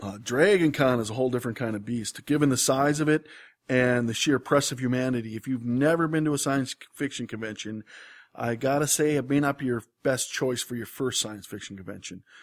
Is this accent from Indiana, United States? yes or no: no; Wisconsin, United States; I grew up in Wisconsin